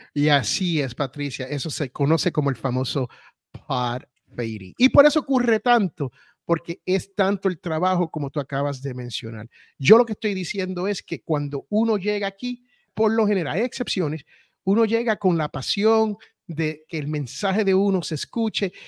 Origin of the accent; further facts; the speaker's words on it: Puerto Rico; also born or lived in United States (born); yo soy bien boricua